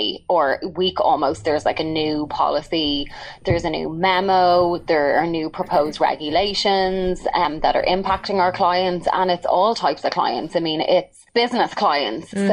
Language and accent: English; Dublin, Leinster, Ireland; moved away as an adult; now in Chicago, United States; I didn't grow up in America. So I'm from Dublin, Ireland. I've been in the US for about like 15, 16 years.